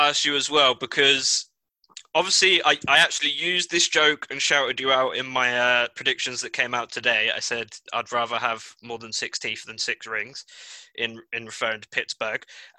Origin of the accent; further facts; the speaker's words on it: United Kingdom; moved away as an adult; now in Cincinnati, United States; because I'm British, the only exposure I've had to guns in London have either been fake guns or people ain't got no bullets for them.